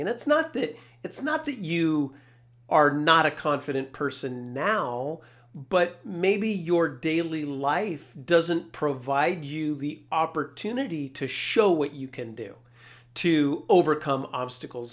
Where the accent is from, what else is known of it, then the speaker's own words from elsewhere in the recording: Carlotta, California, United States; I grew up in a small town of three hundred sixty people, uh, Carlotta, California. That's way up in Northern California